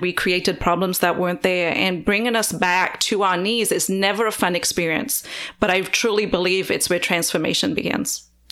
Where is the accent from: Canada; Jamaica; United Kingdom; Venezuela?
United Kingdom; Wales; moved away as an adult; now in United States; I grew up in Wales in the U K